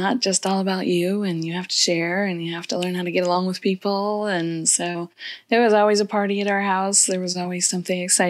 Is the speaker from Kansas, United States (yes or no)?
yes; Kansas, United States; I grew up in a small town in Kansas, about 30 miles outside of Kansas City.